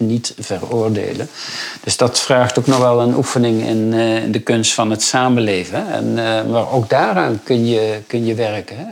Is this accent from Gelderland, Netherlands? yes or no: no; rural Brabant, North Brabant, Netherlands; En ik kom zelf van het Brabantse platteland